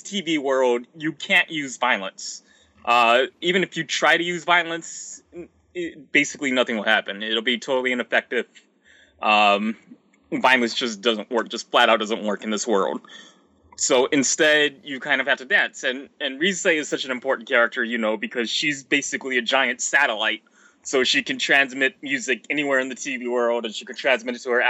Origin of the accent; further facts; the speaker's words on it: United States; I'm an American